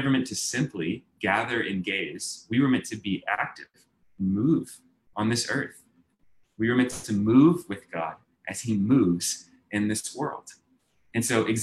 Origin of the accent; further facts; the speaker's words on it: Texas, United States; I'm from Texas